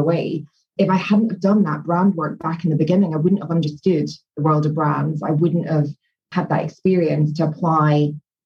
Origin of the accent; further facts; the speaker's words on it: Scotland, United Kingdom; moved away as an adult; also born or lived in London; I was from Scotland, so moving down to London and getting a job